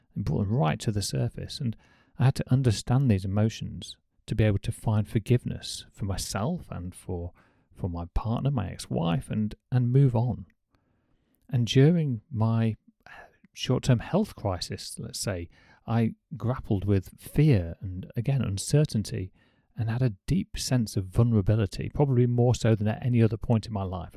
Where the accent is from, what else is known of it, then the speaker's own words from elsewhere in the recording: United Kingdom; as a Brit